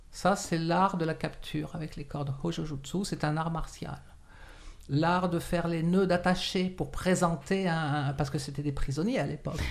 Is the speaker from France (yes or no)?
yes; France; moved away as an adult; also born or lived in Morocco / Quebec, Canada; now in Montreal, Canada; je suis né au Maroc de parents français. Euh, et je, suis arrivé en France, j'avais à peu près 5 ans. Et je suis arrivé ici, donc j'avais une quarantaine d'années.